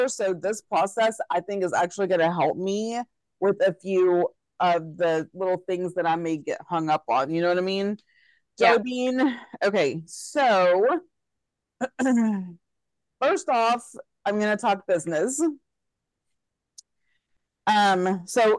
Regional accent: Texas, United States; me being a Texan

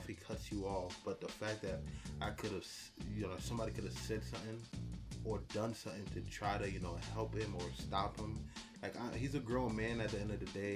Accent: New Jersey, United States; growing up in Jersey, you know, the brother, stepbrother of New York

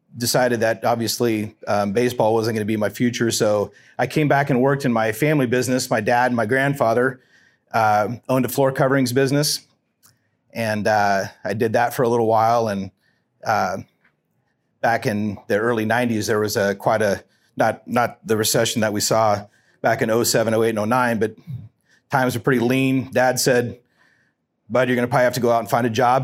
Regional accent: Lincoln, Nebraska, United States; also born or lived in Pennsylvania; moved back to Lincoln in nineteen seventy-four and, uh, went to Lincoln Southeast High School

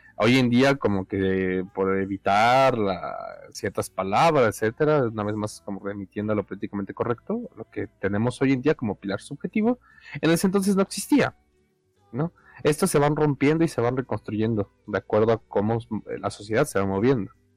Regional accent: Mexico; aquí soy, ¿no? Esta es mi tierra.

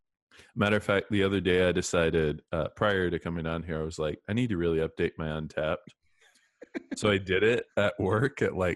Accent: Missouri, United States; moved away as an adult; also born or lived in Virginia / Florida / Chicago / Columbia, Missouri; now in North Carolina, United States; But I went to school in Virginia, and I'm originally from Missouri.

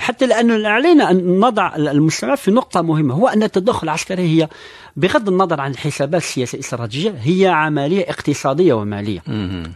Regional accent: Algeria; نحن كجزائريين

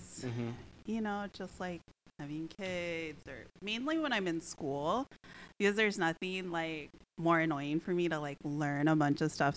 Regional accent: Missouri, United States; I grew up in Missouri in the Midwest.

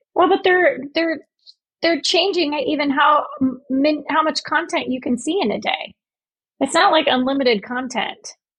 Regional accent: Indiana, United States; I'm from Indiana

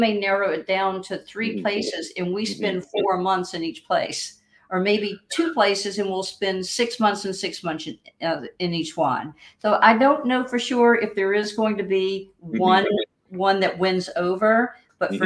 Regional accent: Louisiana, United States; moved away; also born or lived in Rochester, New York / Philadelphia; I was born and raised in Louisiana.

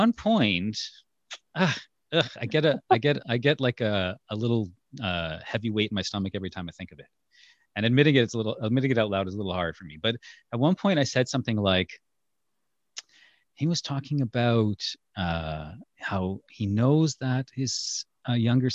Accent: India; I'm from India.

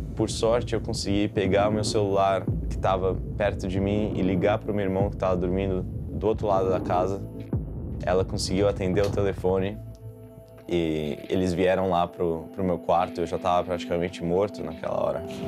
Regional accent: Brazil; moved away as an adult; also born or lived in São Paulo, Brazil; now in United States; Nasci no Brasil

